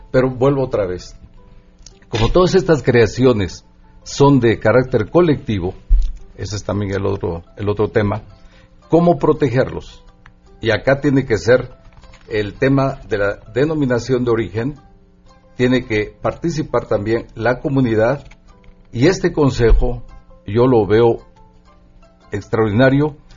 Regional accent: Mexico; que es parte de nosotros como mexicanos. Eh, en primer lugar, a nosotros como indígenas nos toca cuidar, proteger, defender

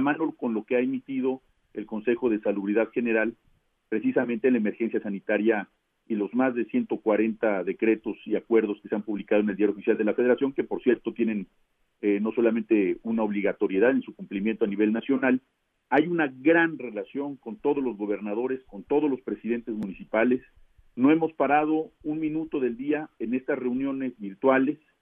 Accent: Mexico; como mexicanos

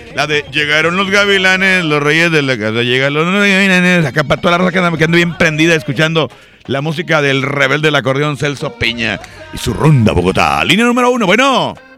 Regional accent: Mexico; somos mexicanos

